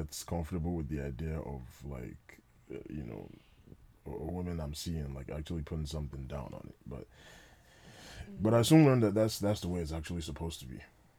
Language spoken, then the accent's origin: English; Nigeria; I'm a Nigerian man